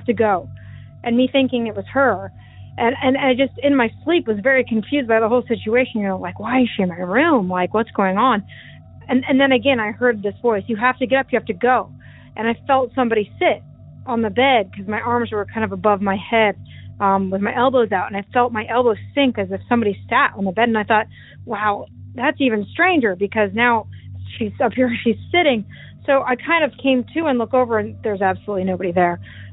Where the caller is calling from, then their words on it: Iowa, United States; also born or lived in Des Moines, Iowa; I'm calling from Iowa.